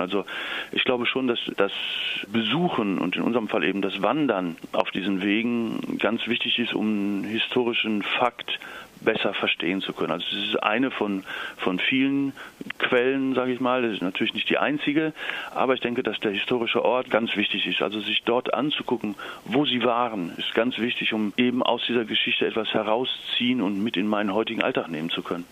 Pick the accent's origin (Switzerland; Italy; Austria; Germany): Italy; bei uns in Italien